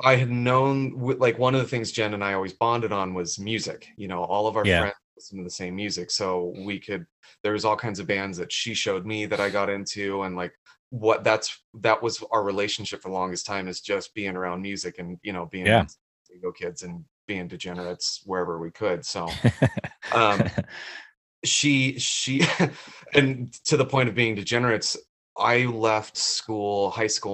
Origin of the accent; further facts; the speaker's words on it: Carlsbad, California, United States; also born or lived in Boulder, Colorado; we moved out here when I was 8